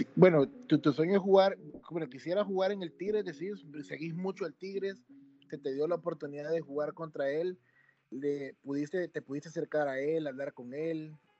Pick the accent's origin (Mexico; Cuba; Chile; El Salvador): El Salvador; como salvadoreño